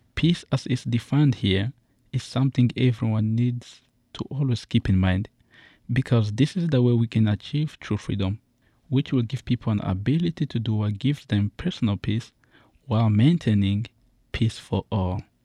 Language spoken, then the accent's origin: English; Uganda; also born or lived in Congo; now in United States; I was born in a infamous country in Central Africa, Congo, but I was raised in Uganda and moved in here to the United States